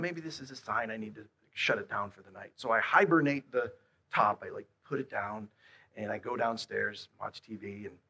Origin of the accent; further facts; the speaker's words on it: Buffalo, New York, United States; I'm from Buffalo